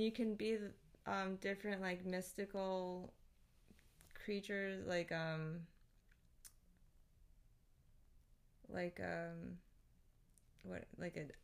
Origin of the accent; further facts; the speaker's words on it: Philippines; I'm Filipino